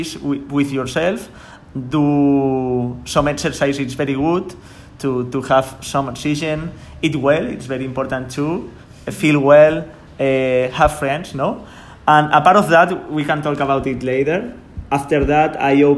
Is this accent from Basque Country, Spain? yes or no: no; Sant Sadurní d'Anoia, Catalonia, Spain; English is a second language; I am from San Sadurní. This is because I said I am from San Sadurní.